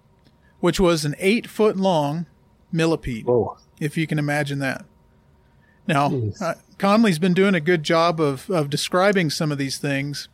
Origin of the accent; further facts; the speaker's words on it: Gulf Coast, United States; I grew up on the Gulf Coast